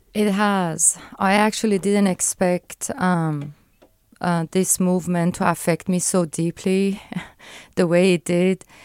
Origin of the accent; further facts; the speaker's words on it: Iran; moved away; I grew up in Iran, um, under the theocracy